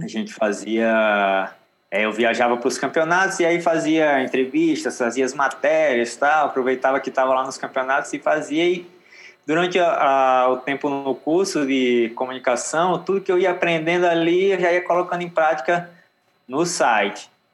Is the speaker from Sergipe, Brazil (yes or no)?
yes; Aracaju, Sergipe, Brazil; moved away; also born or lived in Natal, Rio Grande do Norte; eu na infância eu morava em Aracaju, uhum. Sergipe. Mas eu nasci em Natal, mas aí a família toda era de Natal.